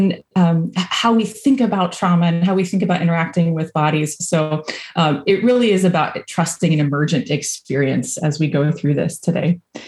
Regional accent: Virginia, United States; now in Louisville, United States; So if you hear a y'all or I'm originally from Virginia. I don't have much of an accent anymore, but sometimes it comes out.

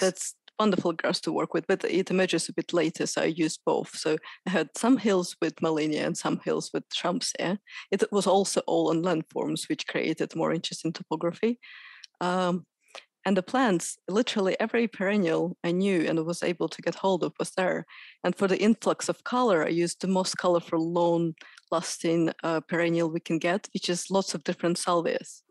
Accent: Moscow, Russia; moved away as an adult; now in Sheffield, United Kingdom; I'm from Moscow, and I spent forty years of my life there.

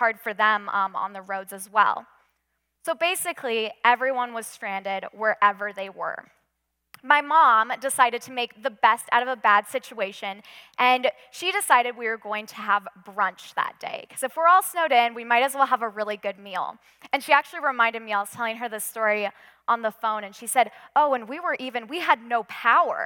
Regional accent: Western Washington, United States; also born or lived in Midwest; now in Colorado, United States; growing up in Western Washington, snow wasn't really a huge deal to us

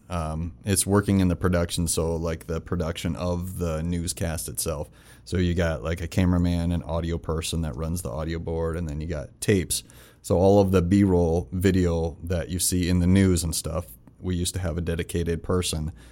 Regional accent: Rapid City, South Dakota, United States; also born or lived in Florida; I'm from Rapid

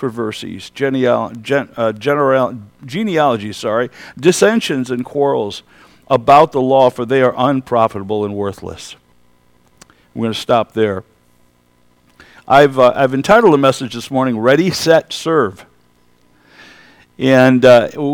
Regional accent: Kenwood Heights, New York, United States; I was raised in the Alliance Church in Kenwood Heights, New York. That's a little west of here, actually.

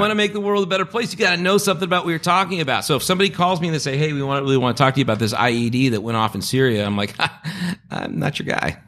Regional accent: Long Beach, California, United States; also born or lived in Los Angeles / Santa Monica; I grew up between Long Beach and L A and Santa Monica

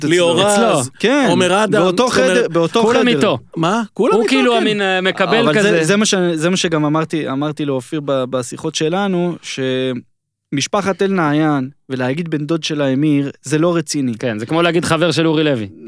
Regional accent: Israel; אני בא מישראל, שהסיפור הזה, זה מכתיב את הסדר יום פה

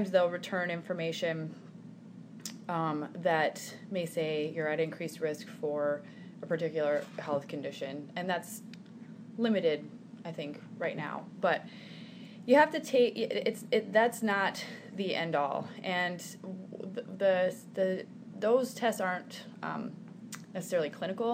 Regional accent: Sioux Falls, South Dakota, United States; also born or lived in New York City; I'm from Sioux Falls. I grew up here.

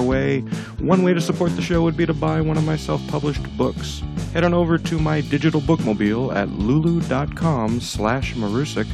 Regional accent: Pomona, California, United States; my hometown of Pomona, California

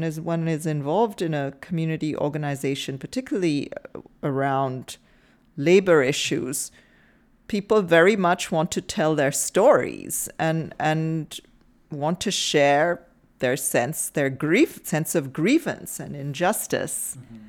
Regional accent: India; I mean, I happen to know, because I'm from India

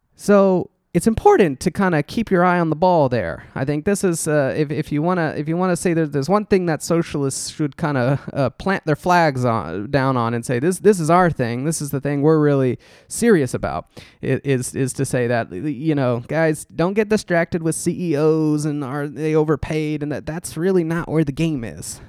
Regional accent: Texas, United States; growing up in Texas

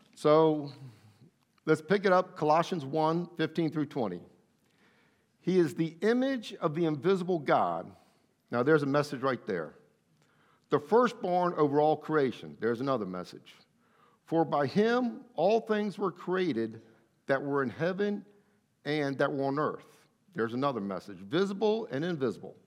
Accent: Athens, Attica, Greece; I was born in Athens, Greece

